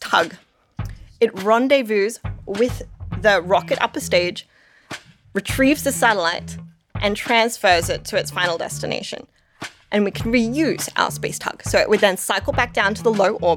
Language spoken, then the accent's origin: English; Australia; now in Denver, United States; I'm Australian living in Denver